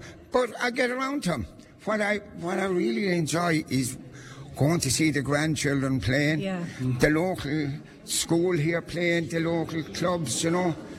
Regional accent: Lisvernane, Munster, Ireland; growing up in Lisvernane was something else.

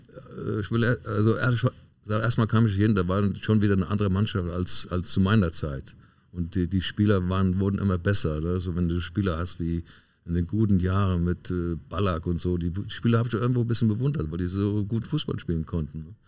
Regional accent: Westerwald, Germany; moved away; also born or lived in Leverkusen; Ich bin dann in meine Heimat, da äh, Westerwald, noch gegangen

